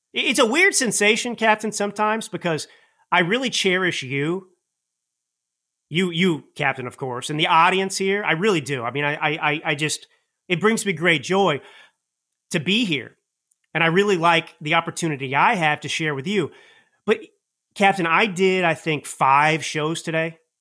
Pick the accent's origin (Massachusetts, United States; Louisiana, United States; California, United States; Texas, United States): Texas, United States; Dallas; I grew up in Dallas